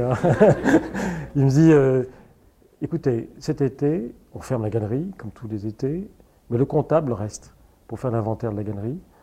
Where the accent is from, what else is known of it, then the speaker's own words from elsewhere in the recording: Casablanca, Casablanca-Settat, Morocco; now in Paris, France; mon enfance au Maroc, je vois un pays de cocagne